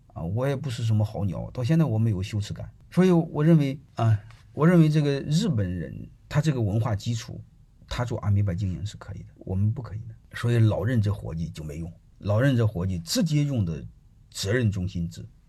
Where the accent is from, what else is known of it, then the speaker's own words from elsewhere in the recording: China; 我对我们中国人的人性的理解